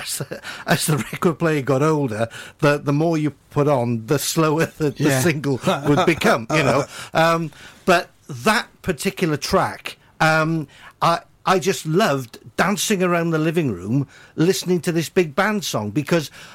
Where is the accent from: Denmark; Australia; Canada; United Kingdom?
United Kingdom; Cwmbran, Wales; growing up in Cwmbran